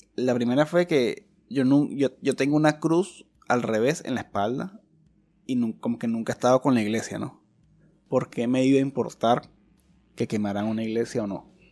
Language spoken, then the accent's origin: Spanish; Chile; somos hermanos, somos, chilenos, somos, amigos, somos chilenos todos